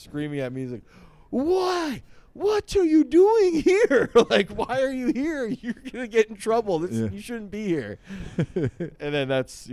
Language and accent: English; Reading, Pennsylvania, United States; I'm from Reading